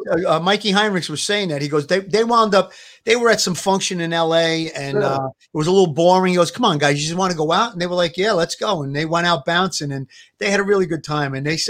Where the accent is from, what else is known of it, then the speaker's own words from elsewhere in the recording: New York City, New York, United States; moved away as an adult; now in New Jersey, United States; I grew up in Gravesend, Sammy's neighborhood generally.